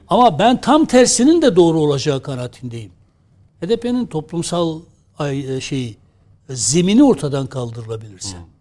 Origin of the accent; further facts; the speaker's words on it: Adıyaman, Turkey; Biz Adıyaman Malatya'nın eski ilçesiydik.